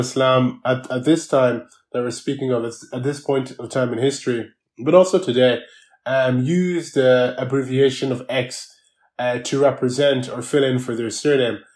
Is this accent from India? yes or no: no; Ireland; I needed to navigate myself here in Ireland as a migrant